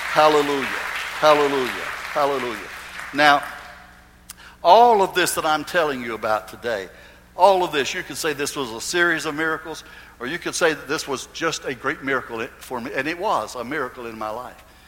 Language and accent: English; Goldsboro, North Carolina, United States; In those days in Goldsboro, it was a very, very prominent church in, in my hometown.